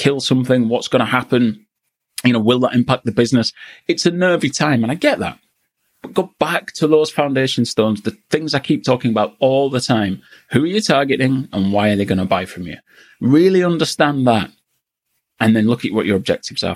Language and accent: English; Yorkshire and the Humber, United Kingdom; also born or lived in Newcastle; I'm from Yorkshire.